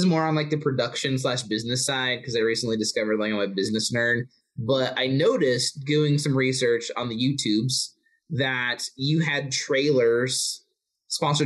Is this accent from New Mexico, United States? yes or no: yes; Albuquerque, New Mexico, United States; in Albuquerque here in my hometown